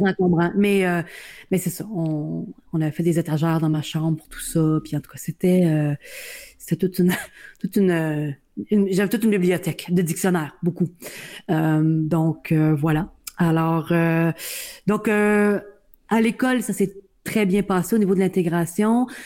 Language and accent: French; Welland, Ontario, Canada; je suis née euh, à Welland en Ontario, donc euh, dans la péninsule du Niagara